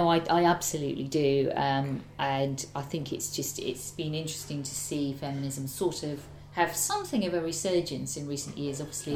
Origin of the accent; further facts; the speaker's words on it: Ormskirk, North West England, United Kingdom; Well, I grew up in Ormskirk in the northwest, and my girlfriend always makes fun of me because she says, "Oh, you love Ormskirk, don't you?"